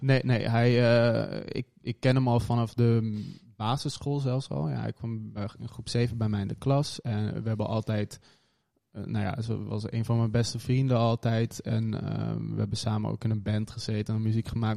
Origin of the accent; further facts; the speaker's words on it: Hoorn, North Holland, Netherlands; moved away; in Horen, West-Friesland. Ja, boven Amsterdam